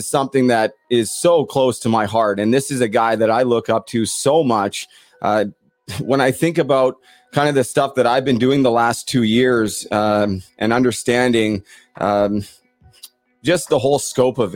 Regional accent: Port Coquitlam, British Columbia, Canada; also born or lived in Vancouver; now in Ontario, Canada; I'm originally from Port Coquitlam, his hometown, and it was always a point of pride being from Port Coquitlam

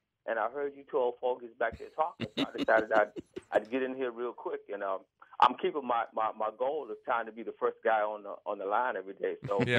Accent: Kenosha, Wisconsin, United States; I grew up in Kenosha a lot.

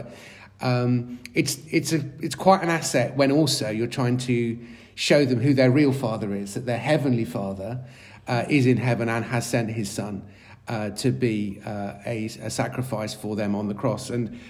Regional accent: Yeovil, South West England, United Kingdom; I live not that far away from the city of Wells, which is half the size of my hometown of Yeovil.

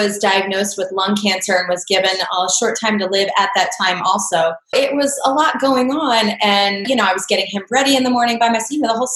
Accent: Pennsylvania, United States; moved away as an adult; also born or lived in Florida; I grew up here in Pennsylvania

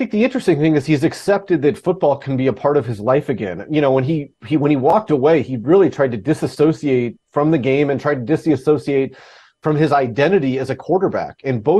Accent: Alaska, United States; I grew up in Alaska. I'm the worst fisherman ever

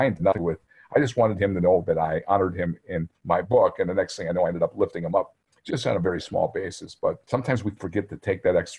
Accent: near Green Bay, Wisconsin, United States; now in Minnesota, United States; I grew up in Wisconsin, about 13 miles from Green Bay.

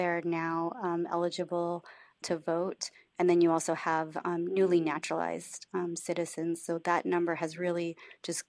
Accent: Oregon, United States; moved away as an adult; now in Georgia, United States; when I was growing up in Oregon, you know, 30 years ago

